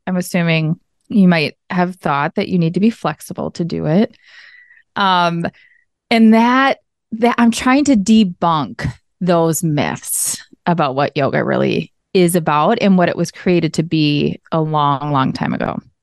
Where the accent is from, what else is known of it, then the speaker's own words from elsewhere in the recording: Minnesota, United States; also born or lived in Arizona; I am from Minnesota. You can probably hear it in the accent. Uh, grew up here